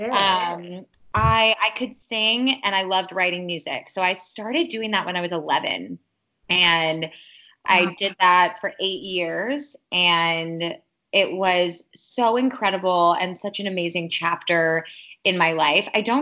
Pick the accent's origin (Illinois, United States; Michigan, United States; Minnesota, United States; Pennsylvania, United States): Illinois, United States; Chicago; I was born and raised in Chicago.